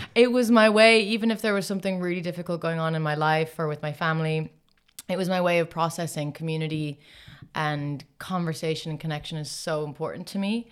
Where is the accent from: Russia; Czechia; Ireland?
Ireland; moved away as an adult; also born or lived in Los Angeles, United States; grew up mostly in Ireland